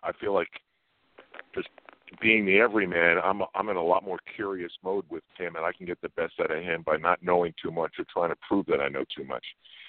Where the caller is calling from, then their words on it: Sag Harbor, New York, United States; I'm out on the east end of Long Island in Sag Harbor.